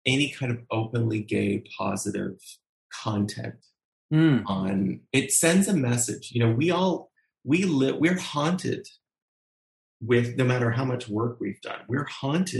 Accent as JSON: {"language": "English", "region": "Ontario", "country": "Canada", "tie": "born or raised there", "said": "I was born in Canada"}